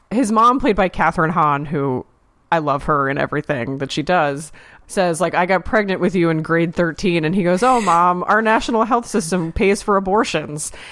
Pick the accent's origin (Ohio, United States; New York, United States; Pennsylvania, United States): Pennsylvania, United States; I'm from Pennsylvania